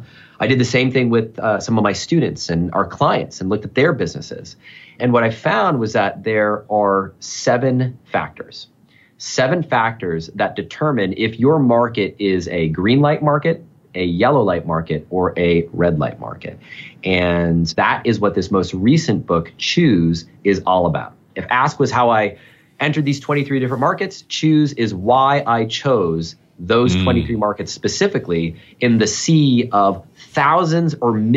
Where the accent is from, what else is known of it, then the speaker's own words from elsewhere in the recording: New Hampshire, United States; There's a French connection. I've got a French-Canadian family. I grew up in New Hampshire, a little over the border.